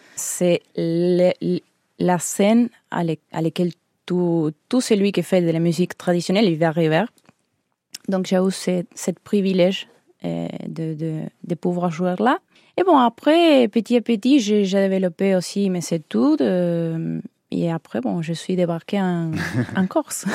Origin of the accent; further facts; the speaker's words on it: Humberto Primo, Santa Fe, Argentina; French is a second language; moved away as an adult; now in Corsica, France; je suis né à Humberto Primo